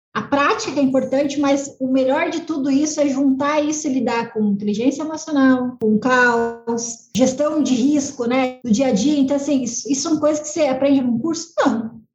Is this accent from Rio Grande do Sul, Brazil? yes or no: yes; Rio Grande do Sul, Brazil; sou gaúcha, né, Serra Gaúcha